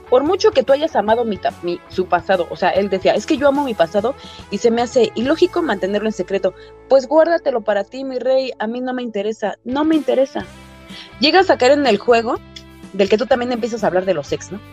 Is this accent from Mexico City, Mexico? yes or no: yes; Mexico City, Mexico; Soy de Cuautepec, Barrio Alto, del, del, del norte de la Ciudad de México